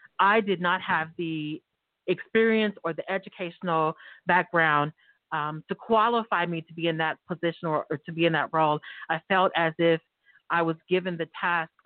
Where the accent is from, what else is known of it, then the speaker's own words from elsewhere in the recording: Tulsa, Oklahoma, United States; born and raised in North Tulsa